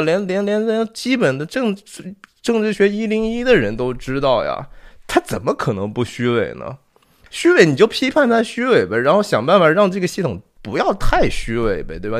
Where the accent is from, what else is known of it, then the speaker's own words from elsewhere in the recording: Shanxi, China; 我是山西人啊，我是中国的山西籍贯的人